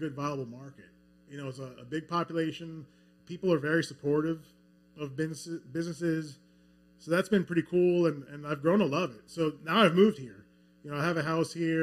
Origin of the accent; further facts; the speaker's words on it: Metairie, Louisiana, United States; moved away as an adult; now in Baton Rouge, United States; I grew up in Metairie